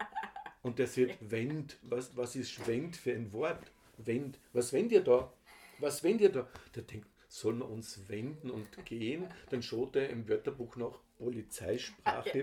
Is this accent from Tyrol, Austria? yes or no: no; Hörbranz, Vorarlberg, Austria; accent: Vorarlbergerisch; first language Vorarlbergerisch; mein Heimatdorf Hörbrands, das ist das letzte Dorf vor der deutschen Grenze